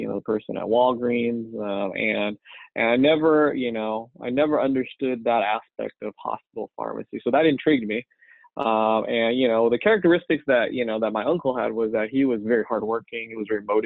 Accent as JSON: {"language": "English", "town": "Rosemead", "region": "California", "country": "United States", "tie": "born or raised there", "said": "I was born and raised in Rosemead, California, near Pasadena"}